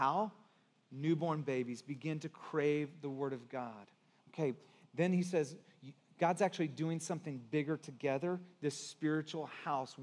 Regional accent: Santa Cruz, California, United States; also born or lived in Texas; I'm from Texas, I'm kind of, I was born there, but I grew up in Santa Cruz

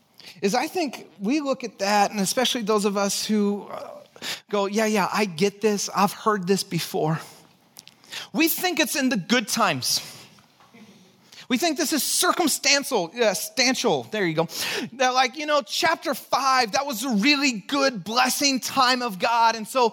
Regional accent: Texas, United States; born there; also born or lived in Santa Cruz / Chicago; Mine, I was born in Texas. That's why I have a funky accent.

